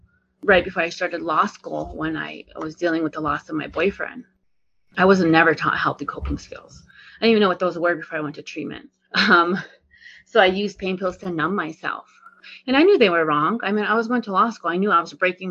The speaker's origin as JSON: {"language": "English", "area": "Northern Arapaho reservation", "region": "Wyoming", "country": "United States", "tie": "born or raised there", "said": "I come from the Northern Arapaho here on the reservation."}